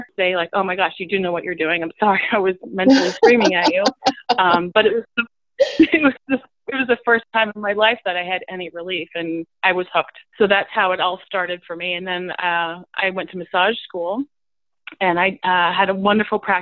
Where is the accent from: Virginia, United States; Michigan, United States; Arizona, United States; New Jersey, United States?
New Jersey, United States; moved away; also born or lived in New York City; I grew up in New Jersey, and I moved to New York City